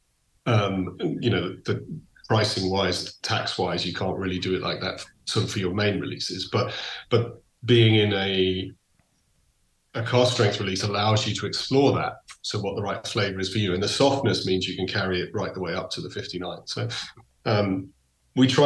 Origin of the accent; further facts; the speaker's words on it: England, United Kingdom; moved away; also born or lived in Donegal; So I grew up in England, but my heart is 100% Irish.